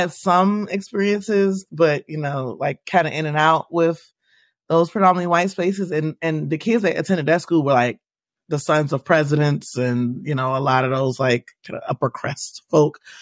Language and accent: English; Washington, District of Columbia, United States; now in Maryland, United States; So I grew up in Washington, D C. I currently reside in Maryland, but I grew up within the city of the district of Columbia